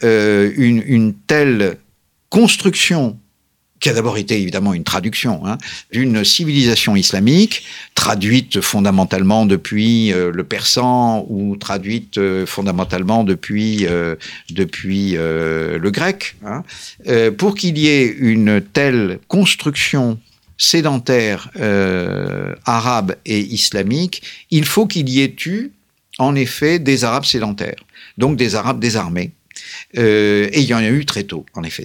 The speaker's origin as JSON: {"language": "French", "country": "France", "said": "nous sommes des Français, paraît-il"}